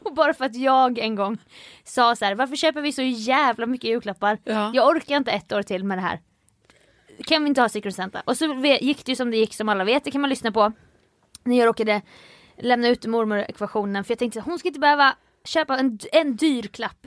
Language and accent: Swedish; Jönköping, Jönköping County, Sweden; moved away; min hemstad Jönköping